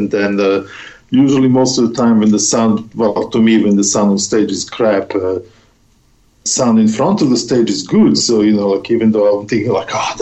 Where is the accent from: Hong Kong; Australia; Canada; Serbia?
Serbia; moved away; in my hometown